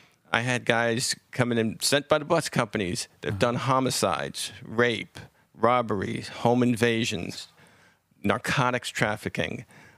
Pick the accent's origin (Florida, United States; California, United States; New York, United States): New York, United States; Bronx; The Bronx.